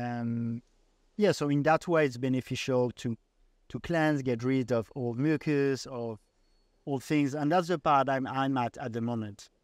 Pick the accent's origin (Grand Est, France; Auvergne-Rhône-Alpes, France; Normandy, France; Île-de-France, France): Île-de-France, France; Paris; moved away; I come from Paris